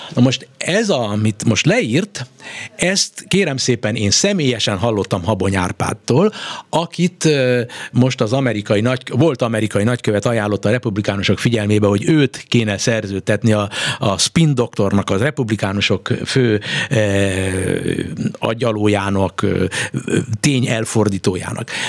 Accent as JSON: {"language": "Hungarian", "country": "Hungary", "said": "itt nálunk, mi, mi, mi magyarok"}